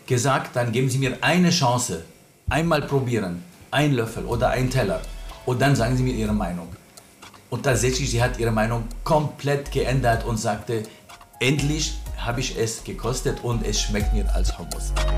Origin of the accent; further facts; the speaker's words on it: Lebanon; German is a second language; moved away as an adult; now in Berlin, Germany; Ich komme ursprünglich aus dem Libanon, vor 42 Jahren hierher als äh, ja, auch Flüchtling damals gekommen.